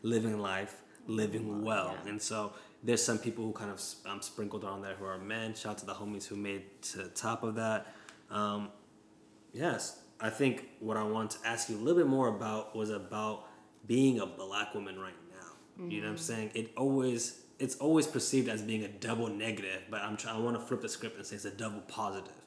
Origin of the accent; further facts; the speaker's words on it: San Diego, California, United States; also born or lived in Washington metropolitan area (DMV); now in Washington metropolitan area, United States; I live in a very black area, the DMV, but I'm from San Diego